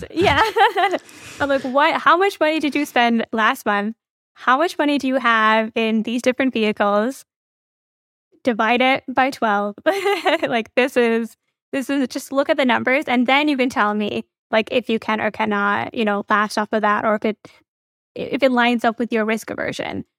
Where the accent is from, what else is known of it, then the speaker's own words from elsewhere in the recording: Midwest, United States; my parents are Indian. I grew up in the Midwest